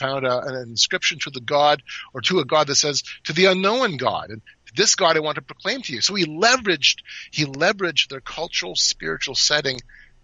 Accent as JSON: {"language": "English", "country": "Canada", "said": "I'm from Canada"}